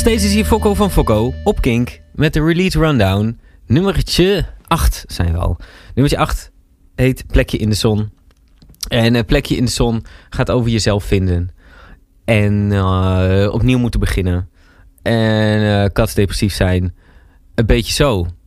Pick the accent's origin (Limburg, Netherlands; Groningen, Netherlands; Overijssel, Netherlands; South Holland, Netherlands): Overijssel, Netherlands; Kampen; moved away as an adult; also born or lived in Breda; Ik kom zelf uit Kampen. Heb ik heel lang gewoond.